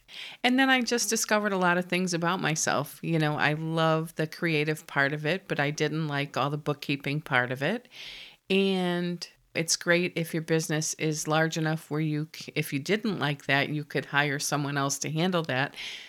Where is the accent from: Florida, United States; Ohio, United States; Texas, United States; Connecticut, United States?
Connecticut, United States; now in Virginia, United States; I was born in Connecticut and I was the baby of four children.